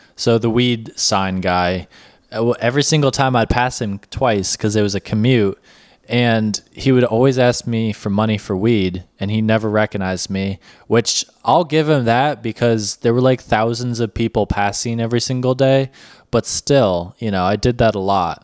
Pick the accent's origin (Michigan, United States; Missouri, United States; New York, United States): New York, United States; moved away; I'm a New Yorker.